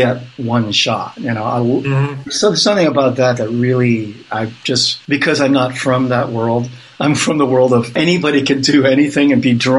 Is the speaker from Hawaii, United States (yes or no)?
yes; Hawaii, United States; also born or lived in Netherlands / California; I grew up in Hawaii